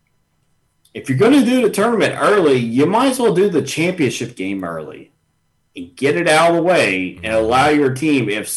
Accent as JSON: {"language": "English", "town": "Richmond", "region": "Virginia", "country": "United States", "said": "we're all from Richmond"}